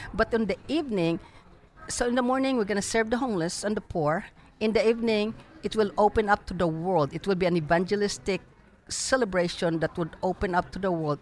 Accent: Philippines; now in Dallas, United States; when I was growing up in the Philippines

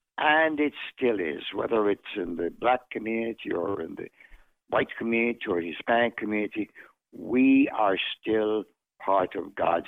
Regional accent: Kingston, Jamaica; moved away; also born or lived in Mandeville, Jamaica / Buffalo, New York; But I was born in the parish of Manchester and the city of Mandeville. But I did have the honor of growing up in Kingston.

